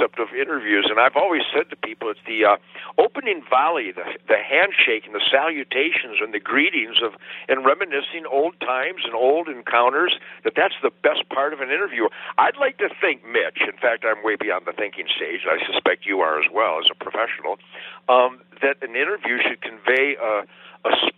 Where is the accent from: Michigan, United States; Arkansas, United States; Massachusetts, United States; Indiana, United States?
Michigan, United States; Detroit; I was born in Detroit in 1948